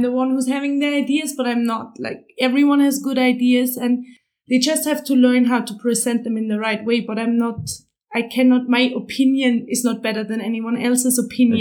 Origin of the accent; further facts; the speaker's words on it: Austria; also born or lived in Vienna; I'm from Austria. I live in Vienna